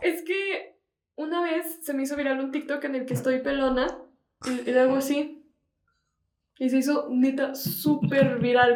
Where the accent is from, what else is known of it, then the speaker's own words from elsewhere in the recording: León, Guanajuato, Mexico; soy de León